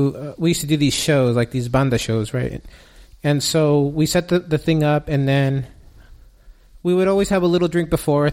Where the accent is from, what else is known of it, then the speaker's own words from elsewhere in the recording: Southern California, United States; I'm from Southern California.